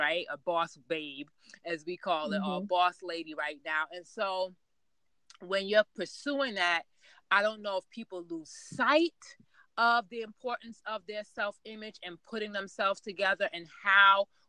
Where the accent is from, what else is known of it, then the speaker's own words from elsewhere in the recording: New York City, New York, United States; I grew up in Queens, New York